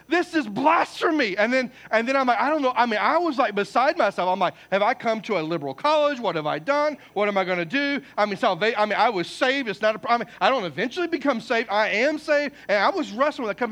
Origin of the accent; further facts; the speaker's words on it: Poplar Bluff, Missouri, United States; moved away; I'm from Poplar Bluff, Missouri. I mean, I'm not saying we're backwoods, because we're not